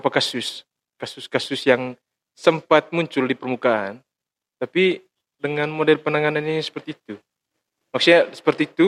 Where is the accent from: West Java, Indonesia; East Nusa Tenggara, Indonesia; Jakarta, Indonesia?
East Nusa Tenggara, Indonesia; Karena kebiasaan kita orang Manggarai itu kita kan orang beretika tuh.